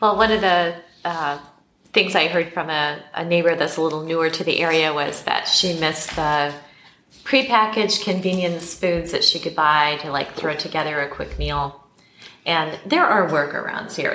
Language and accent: English; Black Hills of South Dakota, United States; now in Mexico; I grew up in the Black Hills of South Dakota